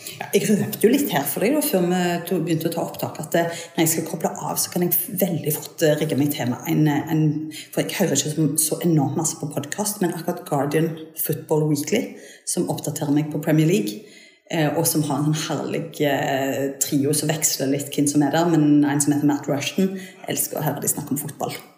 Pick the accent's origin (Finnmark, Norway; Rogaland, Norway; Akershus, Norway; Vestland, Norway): Rogaland, Norway; Suldal; moved away as an adult; also born or lived in Bergen; now in Jæren, Norway; jeg er ryfylking. Jeg er fra Suldal inne i Ryfylke